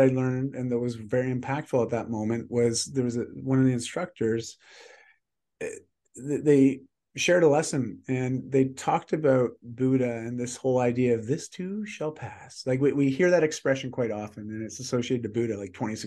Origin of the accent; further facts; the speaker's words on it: Canada; I'm Canadian.